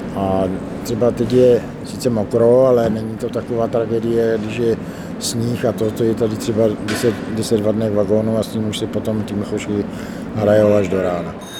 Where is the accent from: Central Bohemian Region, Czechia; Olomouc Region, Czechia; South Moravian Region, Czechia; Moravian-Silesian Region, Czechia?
South Moravian Region, Czechia; Brno; moved away as an adult; now in Lipůvka, Czechia; Já teda jsem Brňák, ale už dobré 15 let bydlím mimo Brno, já zbývám v Lipovce